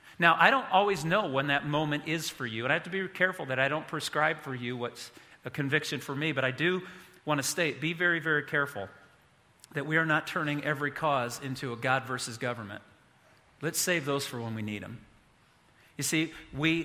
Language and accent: English; United States; I'm an American